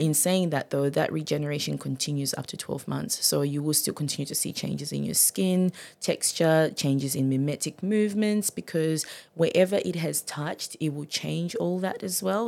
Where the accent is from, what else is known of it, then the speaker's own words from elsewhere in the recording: Zimbabwe; also born or lived in Gold Coast, Queensland, Australia; now in Maryborough, Australia; I'm originally from Zimbabwe.